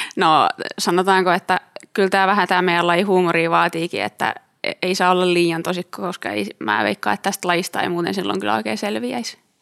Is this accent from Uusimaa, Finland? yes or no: no; Tampere, Pirkanmaa, Finland; also born or lived in Turku; mä tulin Tampereelta